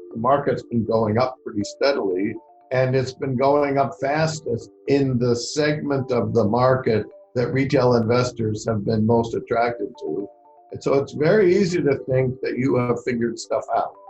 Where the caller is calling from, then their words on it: London, United Kingdom; I'm calling from London in the United Kingdom